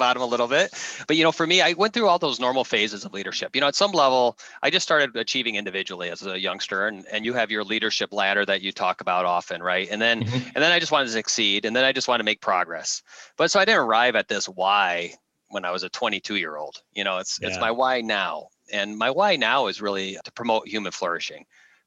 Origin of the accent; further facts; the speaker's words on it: Midwest, United States; I grew up in the Midwest